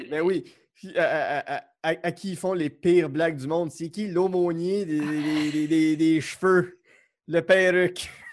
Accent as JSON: {"language": "French", "area": "Outaouais", "region": "Quebec", "country": "Canada", "moved": "yes", "said": "je viens de l'Outaouais"}